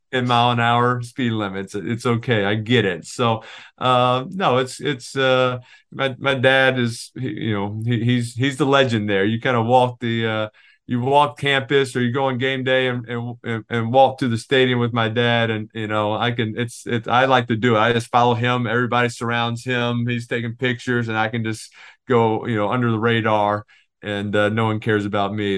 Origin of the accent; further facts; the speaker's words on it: Louisiana, United States; I was from Louisiana